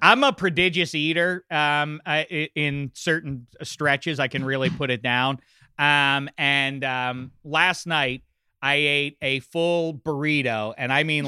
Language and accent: English; Pittsburgh, Pennsylvania, United States; my hometown of Pittsburgh